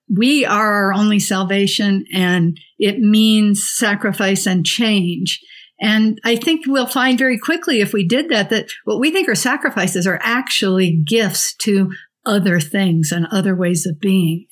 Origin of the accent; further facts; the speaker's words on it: Santa Fe, New Mexico, United States; I'm from Santa Fe, New Mexico